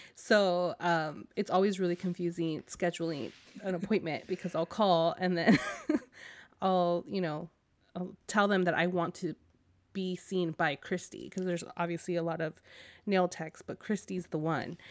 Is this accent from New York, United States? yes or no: no; California, United States; I'm a Californian